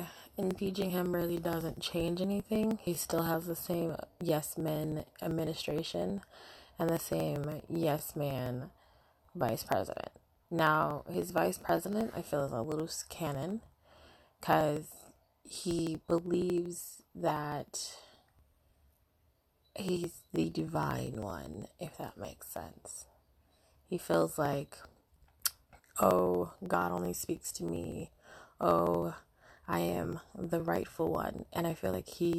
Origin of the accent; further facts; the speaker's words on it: United States; also born or lived in Britain; now in United Kingdom; I'm an American in Britain